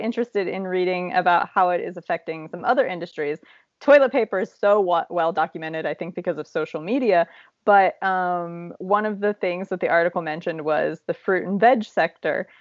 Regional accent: Appalachian Ohio, United States; moved away; you and I grew up in Appalachia, Ohio

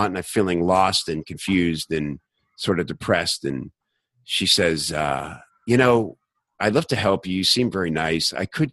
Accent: the South, United States; moved away; also born or lived in Chicago / Los Angeles; I grew up in the South where people are friendly to each other

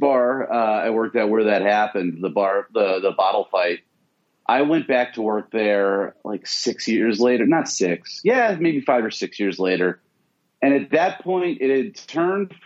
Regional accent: Atlanta, Georgia, United States; growing up in Atlanta

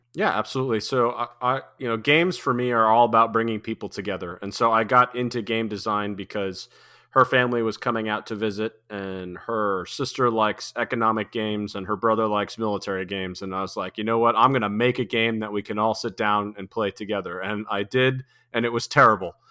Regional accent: New England, United States; I grew up in New England, and so we had long, cold winters

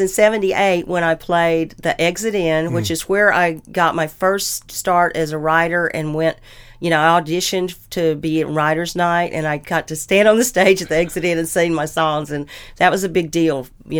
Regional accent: Madison, United States; Plus, I ended up moving 1 mile from the house I grew up in Madison. So I'm back in Madison, completely full circle.

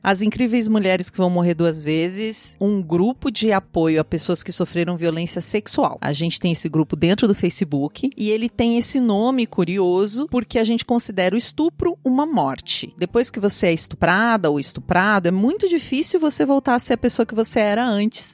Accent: interior of Paraná, Brazil; no interior onde eu nasci, no interior do Paraná

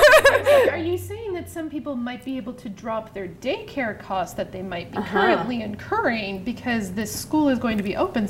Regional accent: Atlantic Canada, Canada; I grew up on the East Coast.

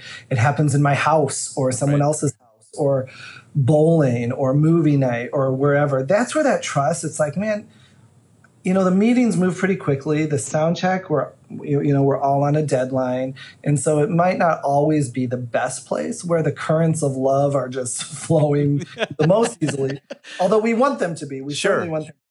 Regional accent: Illinois, United States; moved away; the little church I grew up in Illinois

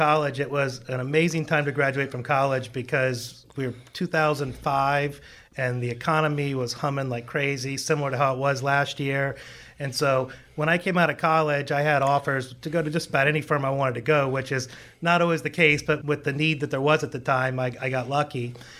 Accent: Palm Beach Gardens, Florida, United States; So I've actually been here since I was born. I was born in Palm Beach Gardens Hospital a long time ago.

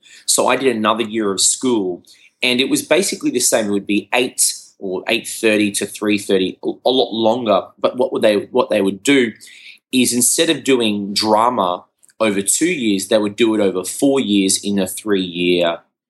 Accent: Brisbane, Queensland, Australia; So mum's from Australia. Dad's from Sri Lanka, and then I was born in Australia.

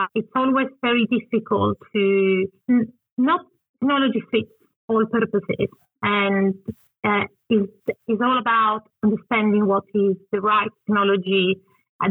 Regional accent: Turin, Piedmont, Italy; English is a second language; moved away as an adult; also born or lived in London, United Kingdom; Probably understand my accent. I'm originally from Italy.

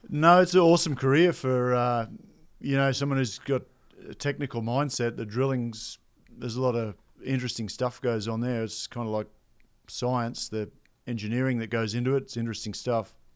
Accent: Australia; I grew up in Outback, Australia

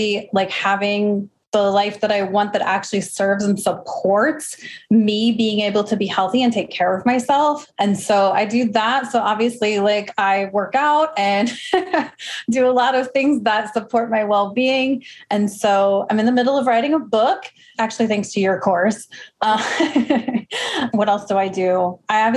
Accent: Midwest, United States; now in Arizona, United States; I'm originally from the Midwest

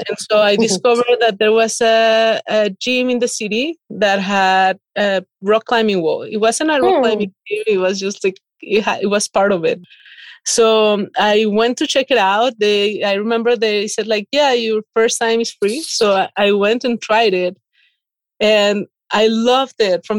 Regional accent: Mexico; moved away as an adult; now in Saint-Léger, France; I'm originally from Mexico

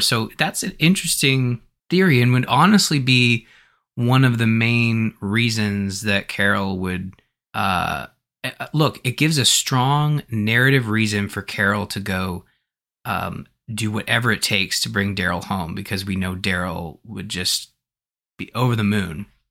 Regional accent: Canada; as a Canadian

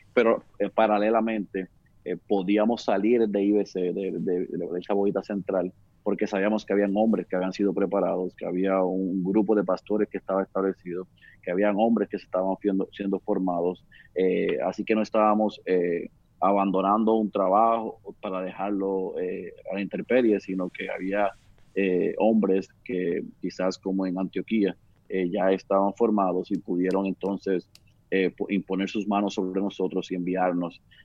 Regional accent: Puerto Rico; moved away as an adult; also born or lived in Oklahoma City; nací aquí en Puerto Rico

